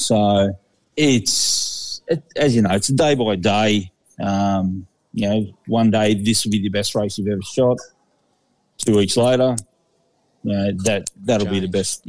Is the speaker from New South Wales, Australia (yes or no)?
yes; Coonamble, New South Wales, Australia; moved away as an adult; was in the military, so I bounced around Australia for a long time. When I got back on the East Coast, I went back to my hometown of Coonamble